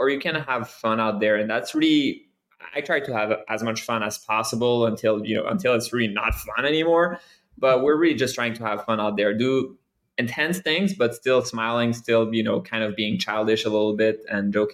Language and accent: English; Canada; now in United States; I'm Canadian. I'm French Canadian